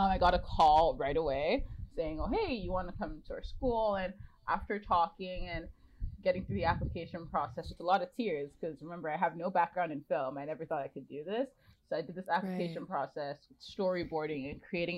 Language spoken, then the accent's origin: English; Nigeria; moved away as an adult; also born or lived in Ontario, Canada; now in Vancouver, Canada; I'm Nigerian and I moved here 8 years ago.